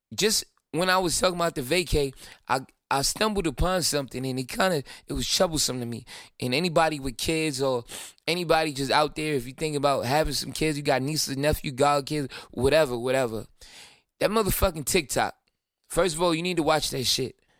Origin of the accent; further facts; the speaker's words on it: Brooklyn, New York, United States; I'm from Brooklyn.